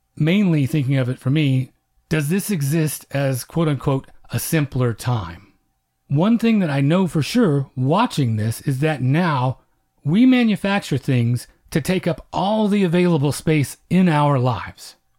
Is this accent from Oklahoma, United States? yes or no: yes; Oklahoma, United States; I'm Comanche and I grew up in Oklahoma